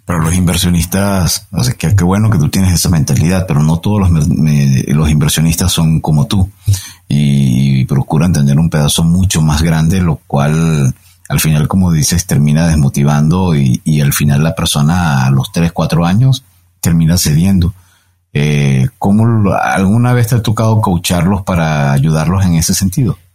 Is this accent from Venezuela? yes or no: yes; Venezuela; moved away as an adult; now in Mexico; Yo tengo casi 13 años en México, vengo de Venezuela